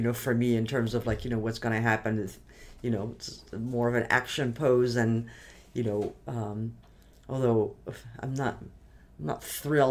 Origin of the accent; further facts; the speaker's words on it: France; moved away; I grew up in France